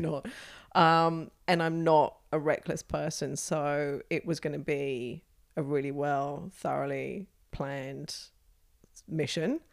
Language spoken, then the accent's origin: English; United Kingdom; moved away as an adult; now in Australia; I am a British-born Australian, um, who has been here for close to twenty years now